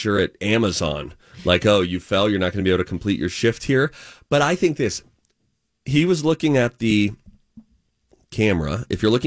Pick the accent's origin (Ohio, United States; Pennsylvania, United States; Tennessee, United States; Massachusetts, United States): Pennsylvania, United States; Pittsburgh; accent: Yinzer; I grew up in Pittsburgh where Yinzers had a very distinct accent